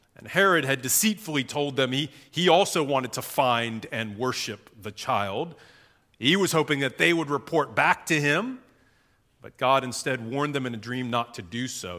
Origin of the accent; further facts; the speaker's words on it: United States; moved away as an adult; now in Singapore; I grew up in the United States